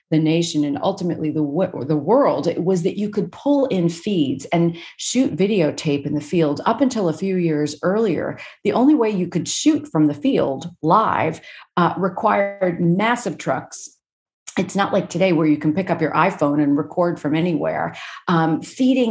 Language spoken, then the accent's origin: English; New York City, New York, United States; I grew up in Brooklyn